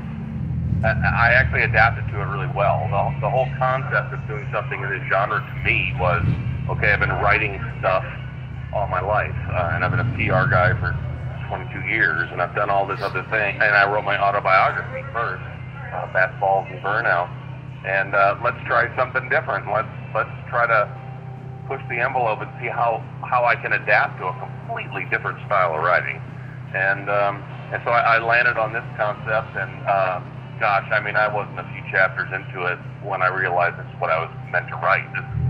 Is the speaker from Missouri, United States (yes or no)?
yes; St. Louis, Missouri, United States; My hometown is St. Louis